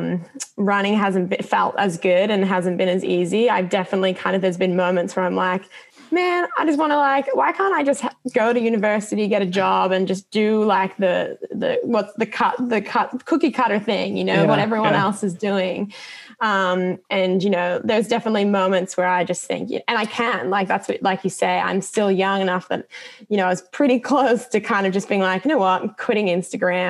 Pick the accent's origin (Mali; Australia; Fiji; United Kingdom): Australia; an Australian runner